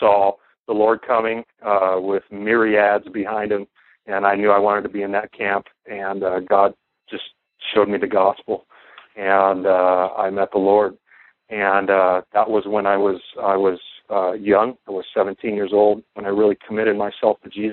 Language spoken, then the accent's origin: English; Southern California, United States; I grew up in Southern California